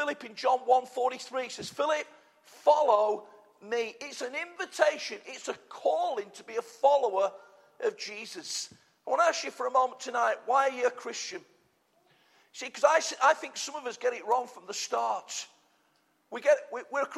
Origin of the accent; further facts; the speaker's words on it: United Kingdom; we're British